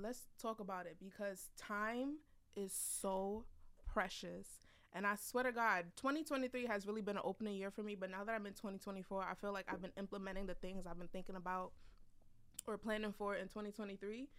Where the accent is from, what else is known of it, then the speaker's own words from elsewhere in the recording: United States; We are Nigerian, born in America, but we were raised with Nigerian parents